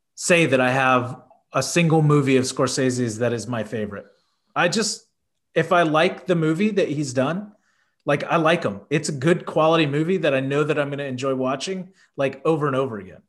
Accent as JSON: {"language": "English", "town": "Houston", "region": "Texas", "country": "United States", "tie": "born or raised there", "said": "I grew up in Houston"}